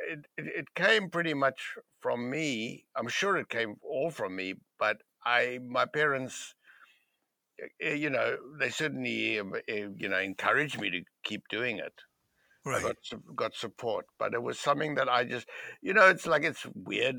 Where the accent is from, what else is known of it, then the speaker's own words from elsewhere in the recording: Cape Town, Western Cape, South Africa; moved away; where I grew up in in Cape Town, it was a very liberal part of the world, of South Africa.